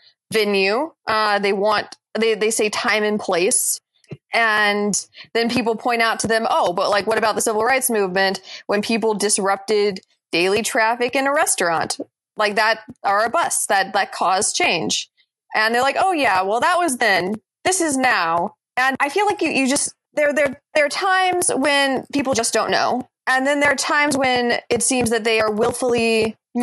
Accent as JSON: {"language": "English", "region": "Mississippi", "country": "United States", "tie": "born or raised there", "moved": "yes", "said": "I grew up in Mississippi"}